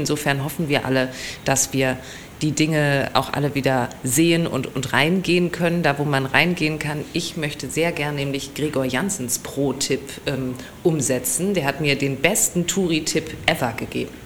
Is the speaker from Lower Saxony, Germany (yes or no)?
no; Essen, North Rhine-Westphalia, Germany; now in Düsseldorf, Germany; Ich äh, komme klassischerweise aus dem Ruhrgebiet. Aus Essen.